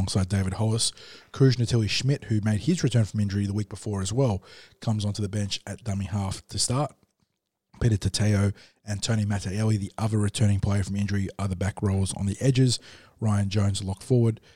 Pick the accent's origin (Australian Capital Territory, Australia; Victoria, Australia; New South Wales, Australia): New South Wales, Australia; Coffs Harbour; moved away as an adult; now in Sydney, Australia; going back to my formative years, growing up in Coffs Harbour